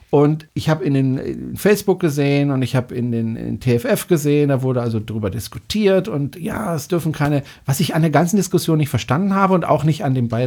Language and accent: German; Gundelfingen, Baden-Württemberg, Germany; Also ich bin selbst in Freiburg aufgewachsen, beziehungsweise in Gundelfing. Das liegt direkt neben Freiburg.